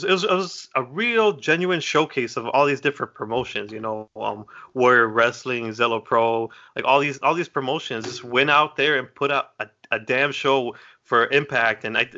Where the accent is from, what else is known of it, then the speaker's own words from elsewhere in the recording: Chicago, Illinois, United States; I'm like, I'm from Chicago. I need to see this guy.